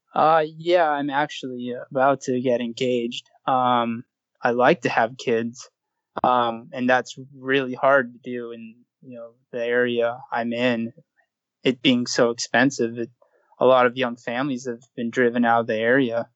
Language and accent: English; Southern California, United States; I grew up in Southern California